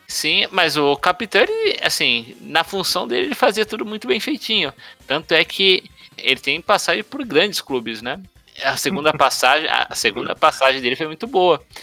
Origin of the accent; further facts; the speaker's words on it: Brazil; nós brasileiros